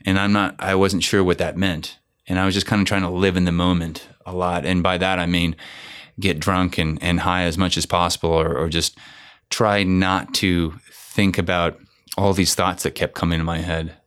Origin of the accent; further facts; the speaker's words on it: Bay Area, California, United States; it was nice to be back in the Bay Area